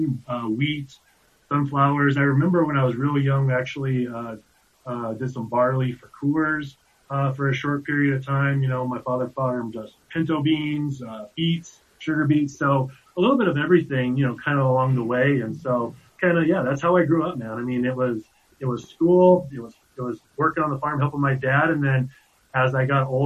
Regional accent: Keenesburg, Colorado, United States; I was born and raised in Keensburg, Colorado

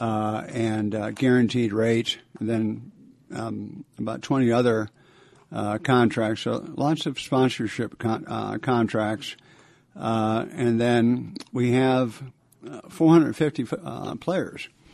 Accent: Buffalo, New York, United States; moved away as an adult; also born or lived in Canada / Washington D.C.; I was born in Canada. My family uh, grew up in uh, Buffalo, New York. Uh, since some, so many people have left Buffalo, it's a great place to be from.

